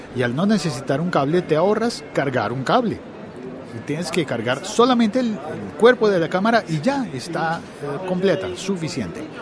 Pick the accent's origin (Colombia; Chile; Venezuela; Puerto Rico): Colombia; nosotros los colombianos